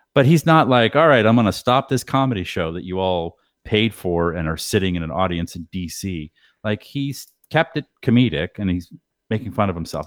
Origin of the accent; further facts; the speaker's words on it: Boston, Massachusetts, United States; I'm from Boston